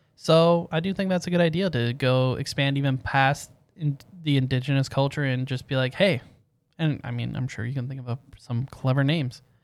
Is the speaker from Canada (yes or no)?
yes; Canada; we're Canadian